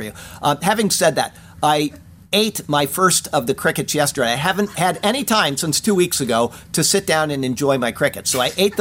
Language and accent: English; Siesta Key, Florida, United States; Turtle Beach, where I grew up here on Siesta Key